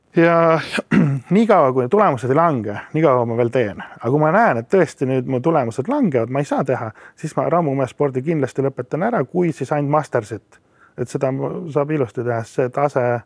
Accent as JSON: {"language": "Estonian", "country": "Estonia", "also_born_or_lived": "Australia", "said": "ma olen ju eestlane"}